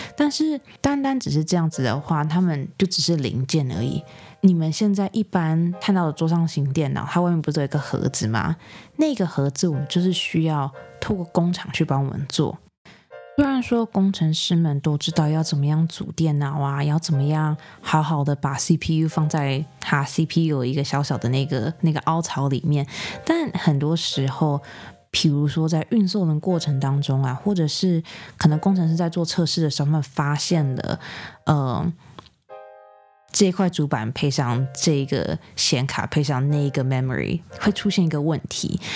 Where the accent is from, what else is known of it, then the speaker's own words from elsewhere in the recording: Taiwan; moved away; also born or lived in United States; 像我这种，就是可能从小在台湾长大，然后搬去美国的